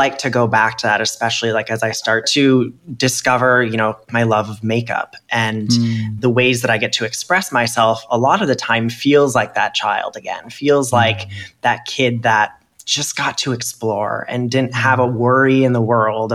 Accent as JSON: {"language": "English", "region": "Minnesota", "country": "United States", "moved": "yes", "said": "as a kid, because I was raised as a boy, you know, I'm from Minnesota, so hockey"}